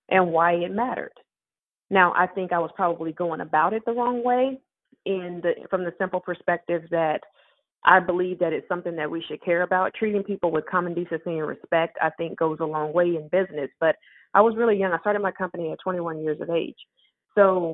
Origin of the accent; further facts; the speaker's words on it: Tulsa, Oklahoma, United States; I'm from Tulsa, Oklahoma